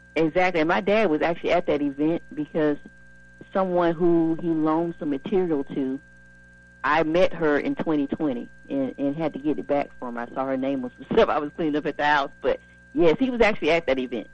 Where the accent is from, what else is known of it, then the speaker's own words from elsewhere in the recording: Spartanburg, South Carolina, United States; now in Raleigh, United States; I'm from Spartanburg.